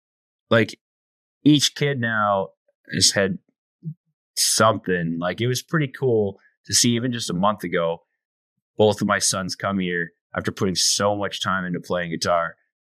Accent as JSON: {"language": "English", "country": "Canada", "said": "My website is ….ca, because I'm Canadian."}